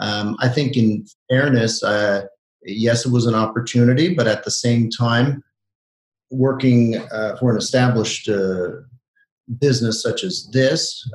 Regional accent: Montreal, Quebec, Canada; also born or lived in Toronto; I grew up in Montreal

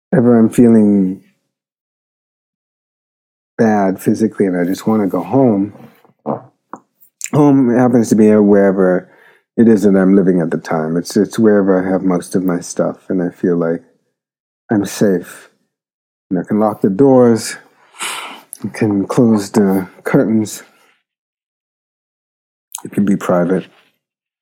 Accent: Jamaica; moved away; also born or lived in Philadelphia; my memories of Jamaica create a kind of sense of home. Although, to be honest, I can't imagine going back to the island to live

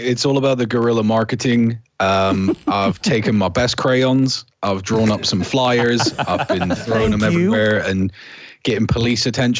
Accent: Plymouth, South West England, United Kingdom; I grew up actually most of my life in Plymouth

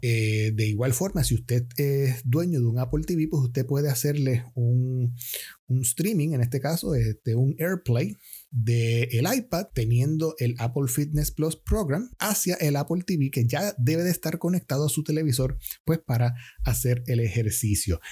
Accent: Puerto Rico; soy puertorriqueño

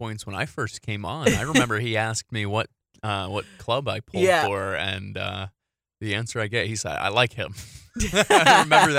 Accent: New York, United States; I'm from New York. My dad was a Jets fan. I grew up a Jets fan.

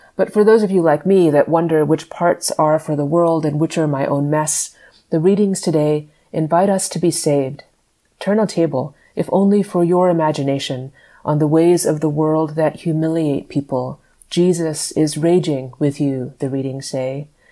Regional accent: Dallas, Texas, United States; moved away as an adult; I grew up in Dallas

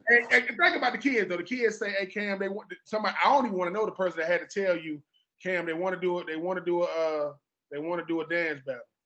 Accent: Georgia, United States; I'm from Georgia

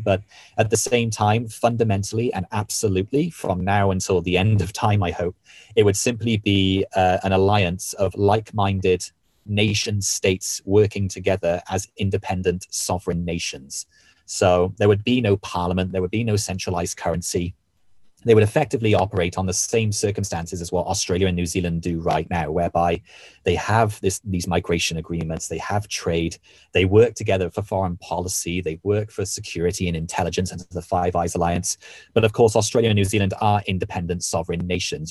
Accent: Wales, United Kingdom; where I was born and raised in Wales

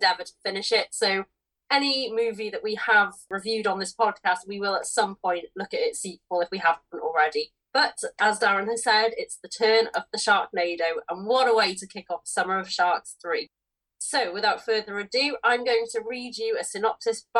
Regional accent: United Kingdom; with us both being British

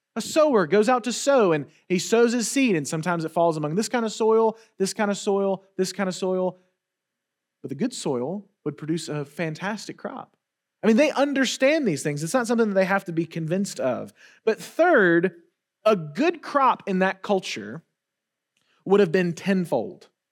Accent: Wetumpka, Alabama, United States; I grew up in Wetumpka, Alabama, which is, um, let's just say very rural

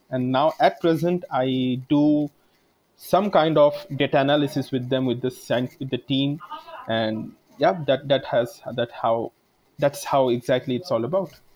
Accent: India; I come from a economically backward family, and also I am from India

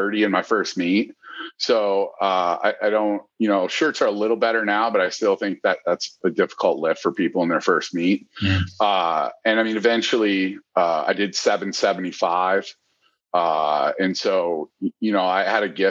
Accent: Michigan, United States; now in Columbus, United States; I grew up in Michigan

